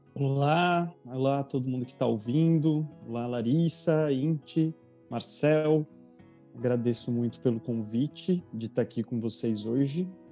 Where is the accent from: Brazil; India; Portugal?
Brazil; Bragança Paulista, São Paulo; moved away as an adult; now in São Paulo, Brazil; eu sou de Bragança Paulista, essa cidade que eu trabalhei na Secretaria de Cultura, nasci, cresci, vivi lá até três anos atrás